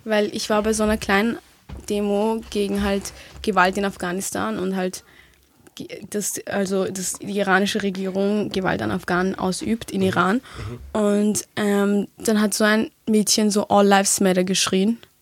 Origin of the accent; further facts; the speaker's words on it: Vienna, Austria; ich bin ja hier aufgewachsen, das ist ja meine Heimat